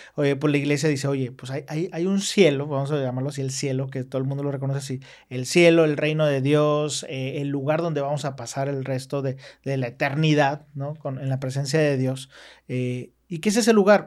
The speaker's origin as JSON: {"language": "Spanish", "country": "Mexico", "said": "somos mexicanos"}